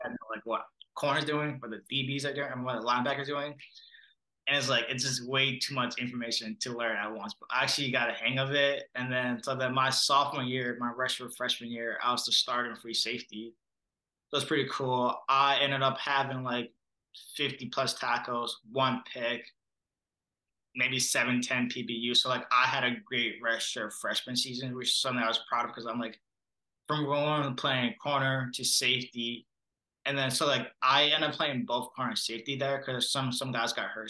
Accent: Minneapolis, Minnesota, United States; also born or lived in Monrovia, Liberia / Brooklyn Park, Minnesota; I grew up in the Minneapolis area. And then in third or fourth grade, my family and I moved to Brooklyn Park, which is where we currently still live

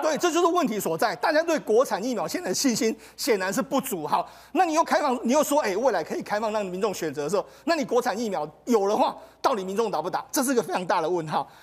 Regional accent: Taiwan; 我们台湾人

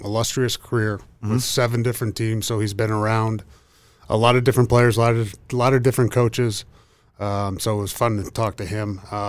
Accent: Midwest, United States; I was born in the Midwest and growing up was a Packer fan.

